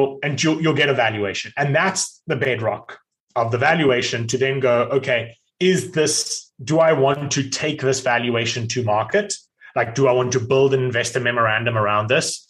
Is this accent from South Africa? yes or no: yes; South Africa; now in United States; I'm South African, yet live in America